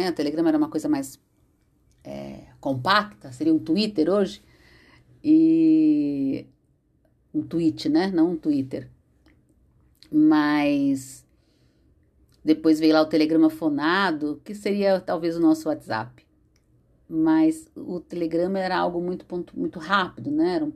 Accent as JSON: {"language": "Portuguese", "region": "São Paulo", "country": "Brazil", "tie": "born there", "said": "Morava em São Paulo, nasci em São Paulo"}